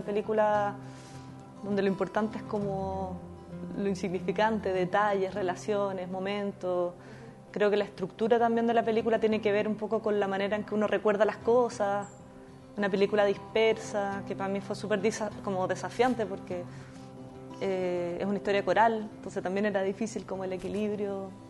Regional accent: Chile; soy una directora chilena

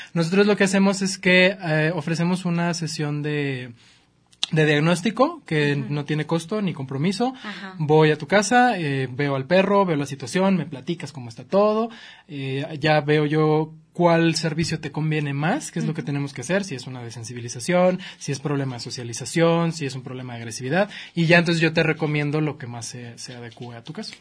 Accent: Chihuahua, Mexico; now in Guadalajara, Mexico; Chihuahua, que es de donde yo soy

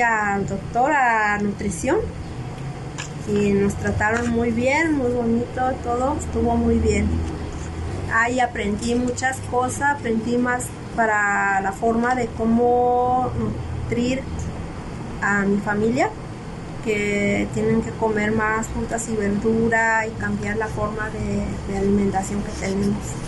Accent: Mixteca, Oaxaca, Mexico; moved away; soy de, de Oaxaca, Mixteca

